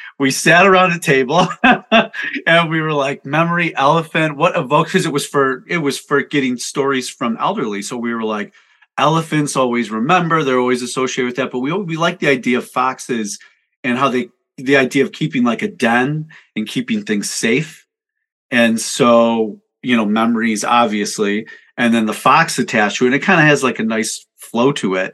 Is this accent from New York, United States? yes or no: yes; Buffalo, New York, United States; I grew up in Buffalo, New York, and that's where I live today